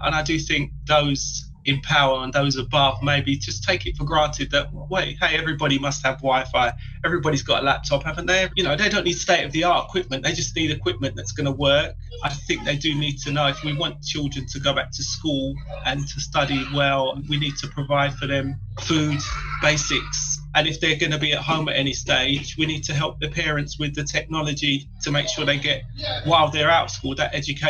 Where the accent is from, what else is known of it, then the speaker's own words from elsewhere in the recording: London, United Kingdom; I was born in Newham over 40 years ago. I've worked and lived in Newham for the last 25 years. I'm proud to be from Newham, as is my family. My mum and dad came to Newham in the 1950s from the Caribbean.